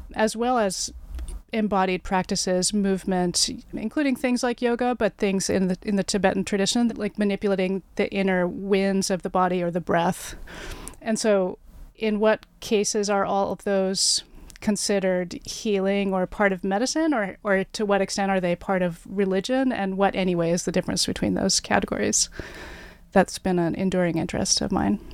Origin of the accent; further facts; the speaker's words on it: Oregon, United States; moved away as an adult; also born or lived in New York City / Virginia; now in Toronto, Canada; I grew up in Oregon, went to college in New York City